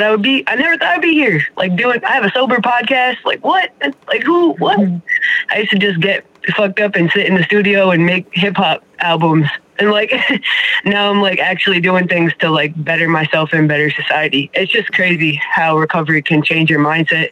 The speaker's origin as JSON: {"language": "English", "town": "Springfield", "region": "Massachusetts", "country": "United States", "said": "I'm from Springfield, Massachusetts."}